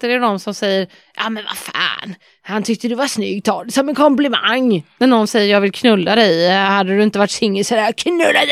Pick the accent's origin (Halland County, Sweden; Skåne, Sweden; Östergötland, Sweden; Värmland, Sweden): Halland County, Sweden; Varberg; moved away; Men det har vi väldigt mycket hemma i Varberg.